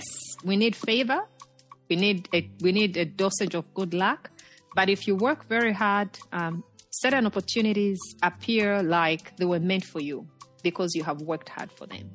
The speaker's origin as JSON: {"language": "English", "town": "Chipata", "region": "Eastern Province", "country": "Zambia", "tie": "born or raised there", "moved": "as an adult", "lives_now": "Virginia, United States", "said": "I grew up in Chipata, you know, in Zambia's eastern province"}